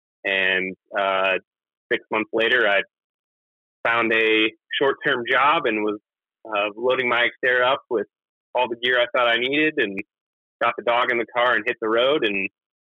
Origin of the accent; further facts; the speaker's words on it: Littleton, Colorado, United States; moved away as an adult; also born or lived in Gunnison, Colorado; now in Anchorage, United States; I'm not from Alaska originally. I'm actually born and raised in Colorado. Grew up in Littleton, Colorado, and spent some good years in college and a little after in Gunnison, Colorado, and exploring the Crested Butte area.